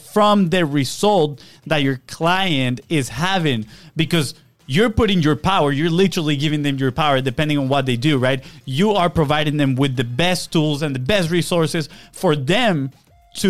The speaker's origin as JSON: {"language": "English", "country": "Venezuela", "moved": "yes", "said": "where we come from Venezuela"}